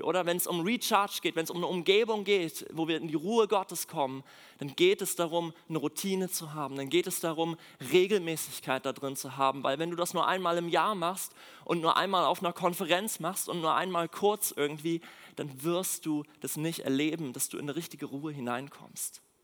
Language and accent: German; Mecklenburg-Vorpommern, Germany; moved away as an adult; now in Berlin, Germany; aus Mecklenburg, da wo ich herkomme. Ähm, da bin ich groß geworden